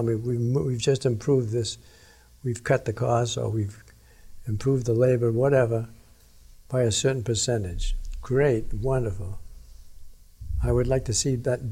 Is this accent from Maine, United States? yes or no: yes; Maine, United States; moved away; I'm from Maine, and we hunt when we were kids, we go hunting.